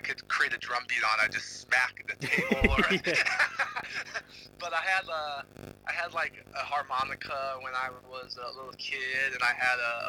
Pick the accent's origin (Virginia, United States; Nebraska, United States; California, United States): California, United States; Los Angeles; now in Washington, DC, United States; I'm from the Southern California, like the Los Angeles area.